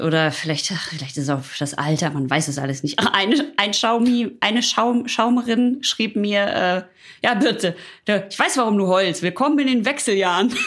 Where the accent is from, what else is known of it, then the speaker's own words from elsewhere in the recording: Ruhr area, North Rhine-Westphalia, Germany; ich komme aus dem Ruhrpott